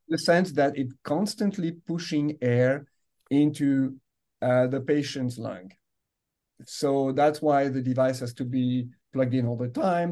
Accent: France; English is a second language; moved away as an adult; I grew up in France. You can yeah. you know, you can uh, hear the accent here

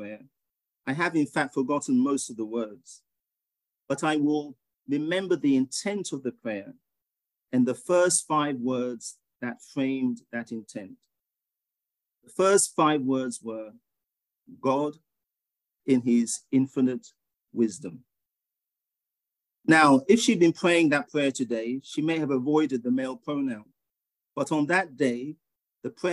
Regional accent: England, United Kingdom; moved away as an adult; also born or lived in Ghana; now in United States; I was born in Ghana, which you would have heard in my meditation, but you could probably tell from my accent that I grew up in England, and I've lived in the US for 29 years now

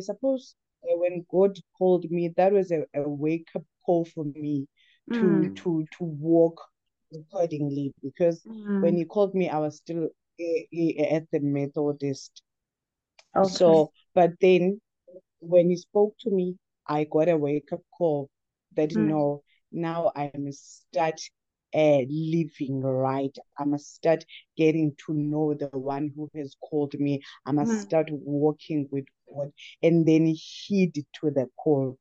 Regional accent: Umzimkulu, Eastern Cape, South Africa; from a rural town, a small town called Umzimkolo. I was born in the Eastern Cape. For a few years I stayed there. So I was bred in Umzimkolo.

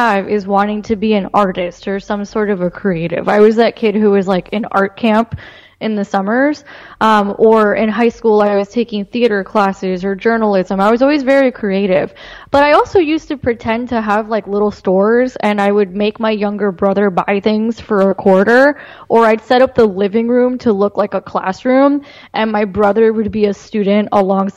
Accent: Miami, Florida, United States; I was born in Miami, Florida, to immigrant parents. They were both born in Cuba, and they came here when they were children. So I grew up in an environment that was basically full of Cuban Americans

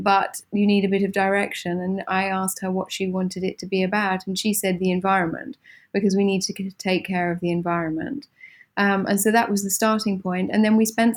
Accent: Suffolk, East of England, United Kingdom; now in Milan, Italy; I grew up in England, in a county called Suffolk, not far from the East Coast

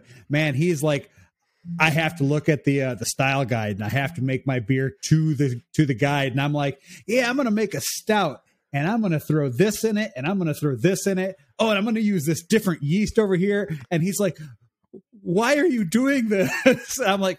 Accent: Chicago, Illinois, United States; I'm actually from north of Chicago, northwest of Chicago, but that's the closest city that anybody knows.

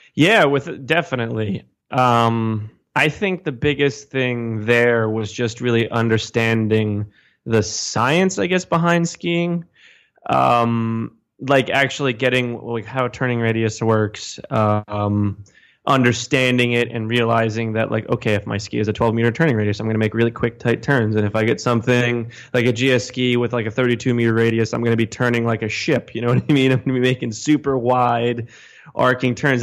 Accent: New Jersey, United States; moved away as an adult; also born or lived in Bronx, New York / Conyers, Georgia / Utah; now in New York, United States; I am originally from New Jersey, um, about thirty minutes outside of New York City

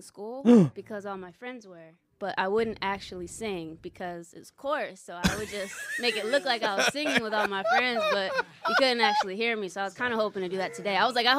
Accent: Binghamton, New York, United States; moved away as an adult; now in Philadelphia, United States; From upstate New York. My hometown is Binghamton.

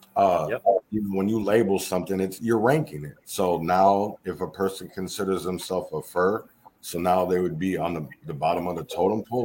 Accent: Minneapolis, Minnesota, United States; I'm from Minnesota, Minneapolis

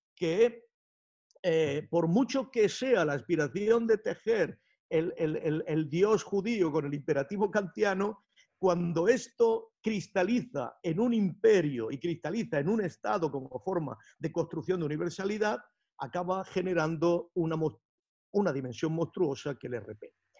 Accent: Spain; como pensadores españoles

